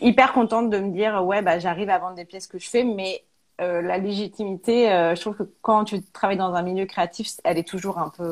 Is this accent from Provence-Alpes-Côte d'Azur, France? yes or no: no; Auvergne-Rhône-Alpes, France; moved away as an adult; also born or lived in Paris; now in Clermont-Ferrand, France; on est originaire d'Auvergne